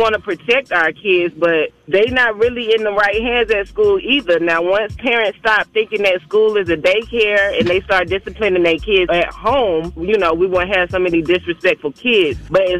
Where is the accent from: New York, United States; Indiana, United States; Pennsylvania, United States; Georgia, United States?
Georgia, United States; Atlanta; I'm from Atlanta, born and raised.